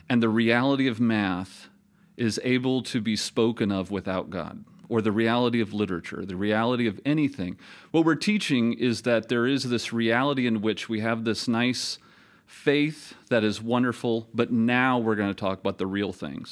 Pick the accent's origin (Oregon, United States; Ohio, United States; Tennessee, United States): Ohio, United States; Toledo; moved away; also born or lived in Minnesota / South Carolina; teach in my hometown of Toledo, Ohio